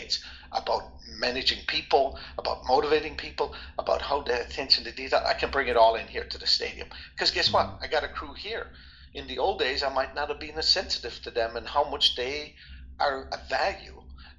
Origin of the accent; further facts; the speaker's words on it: Ireland; also born or lived in France / Netherlands; now in United States; I always talk about I grew up in Ireland. Maybe I was a little bit sheltered. You know, it was all Irish people.